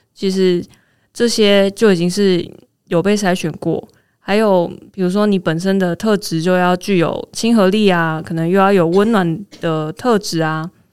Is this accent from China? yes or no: no; Taiwan; 我是台湾人，我可以介绍你们去哪里玩哦